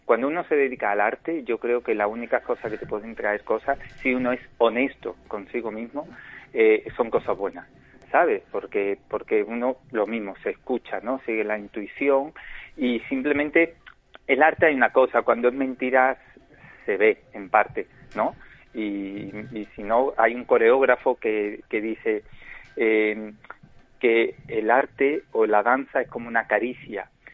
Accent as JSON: {"language": "Spanish", "town": "Málaga", "region": "Andalusia", "country": "Spain", "tie": "born or raised there", "said": "yo soy malagueño. O pues, sea, malagueño de nacimiento, de, un barrio típico, típico, que es el barrio casi como Triana en Sevilla, pero aquí es la Trinidad mm. de Málaga. Y nada, pues ahí me crié"}